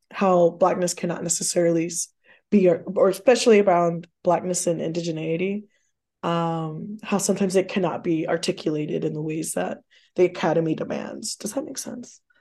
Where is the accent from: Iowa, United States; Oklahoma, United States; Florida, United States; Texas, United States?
Texas, United States; also born or lived in Austin, Texas / Canton, Mississippi; I grew up in Texas, between Texas and Mississippi, but mostly in Texas